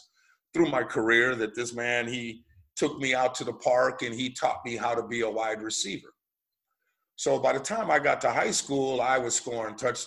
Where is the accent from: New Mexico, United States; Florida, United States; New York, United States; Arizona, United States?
Arizona, United States; Tucson; moved away; also born or lived in Princeton, Indiana; You are right that I was born in Princeton, Indiana. But when I was 1 year old, my mother and father moved to Tucson, Arizona. So I was raised in Tucson, Arizona, the Southwest.